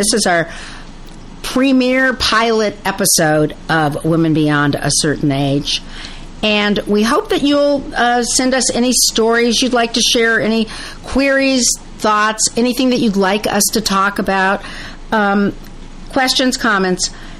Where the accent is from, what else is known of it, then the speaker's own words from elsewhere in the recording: Los Angeles, California, United States; also born or lived in Paris; I grew up in Los Angeles. I went to school at Cal Berkeley